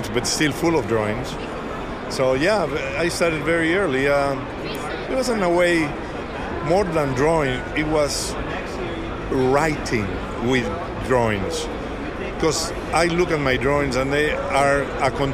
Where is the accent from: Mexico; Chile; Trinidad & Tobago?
Mexico; born or raised there; first language Spanish; English is a second language; moved away as an adult; now in United States